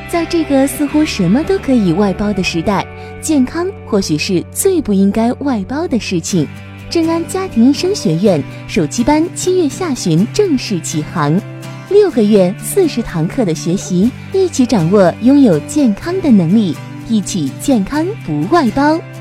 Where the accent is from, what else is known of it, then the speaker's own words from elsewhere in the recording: China; 我们中国人